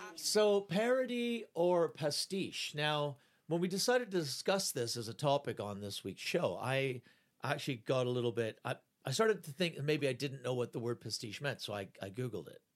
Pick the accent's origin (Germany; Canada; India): Canada; moved away; I'm Canadian.